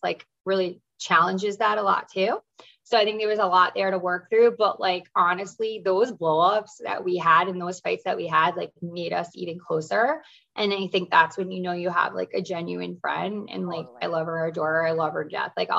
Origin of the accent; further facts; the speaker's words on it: East Coast, United States; I'm from the East Coast.